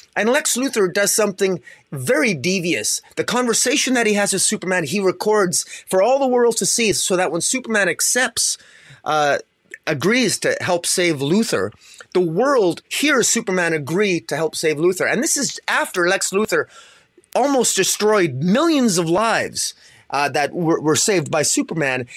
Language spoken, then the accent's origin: English; Canada; I'm Canadian